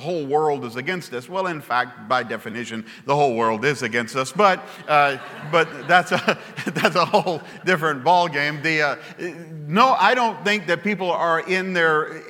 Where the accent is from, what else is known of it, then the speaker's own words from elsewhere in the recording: Baton Rouge, Louisiana, United States; I come from Baton Rouge, Louisiana